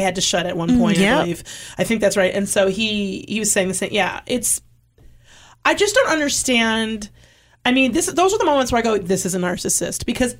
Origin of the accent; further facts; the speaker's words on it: Michigan, United States; now in California, United States; I'm from Michigan, okay?